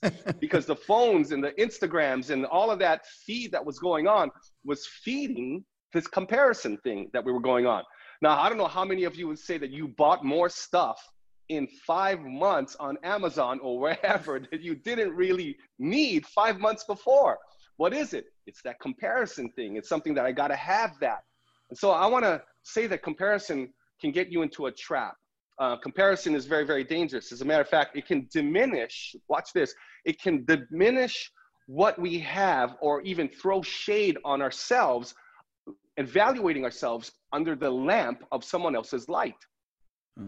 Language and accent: English; Big Island, Hawaii, United States; moved away; growing up on the Big Island, small town, this is where I'm from. My high school had a graduating class of 120.